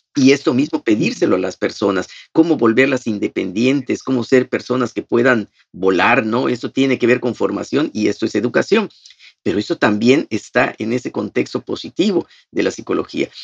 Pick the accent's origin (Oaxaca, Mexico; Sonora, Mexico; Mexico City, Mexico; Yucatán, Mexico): Yucatán, Mexico; Progreso; also born or lived in Mérida; yo soy de Progreso y entonces el seminario está aquí en Mérida